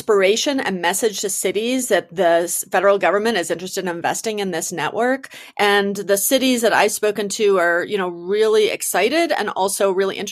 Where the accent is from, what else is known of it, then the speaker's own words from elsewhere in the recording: Detroit, Michigan, United States; now in Denver, United States; I'm from Detroit, Michigan, like the home of driving a car